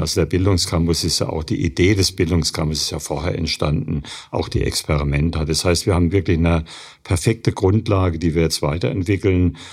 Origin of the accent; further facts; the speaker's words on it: Germany; bei uns in Deutschland